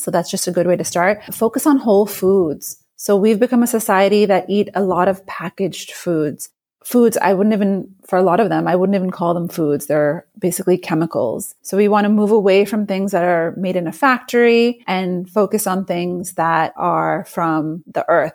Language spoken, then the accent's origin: English; New York, United States; I'm a New Yorker